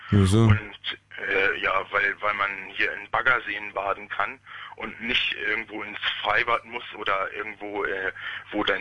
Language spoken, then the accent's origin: German; West Germany, Germany; now in Stendal, Germany; Nein, oh nein, oh nein, oh nein. Ich komme aus dem Westen.